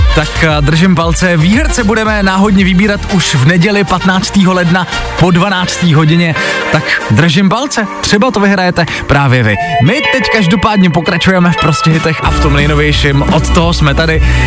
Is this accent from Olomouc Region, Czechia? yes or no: yes; Přerov, Olomouc Region, Czechia; já jsem z Předova